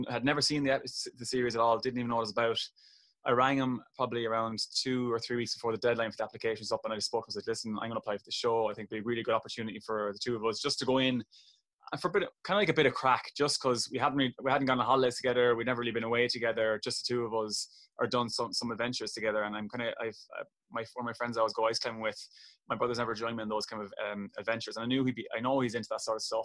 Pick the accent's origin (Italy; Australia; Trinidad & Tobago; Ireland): Ireland; Kilkenny, Leinster; my twin brother, very competitive growing up in Kilkenny